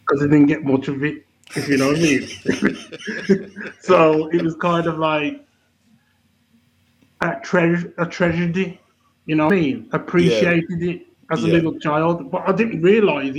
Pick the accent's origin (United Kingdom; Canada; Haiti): United Kingdom; Bilston, West Midlands; accent: Wolverhampton; growing up in Bilston, where my area was